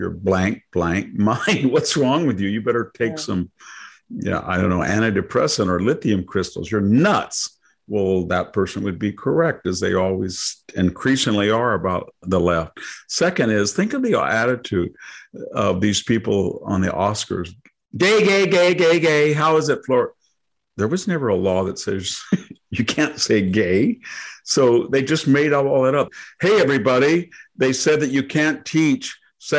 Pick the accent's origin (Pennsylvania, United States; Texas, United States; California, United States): California, United States; hometown near Fresno; In my hometown here that I'm speaking from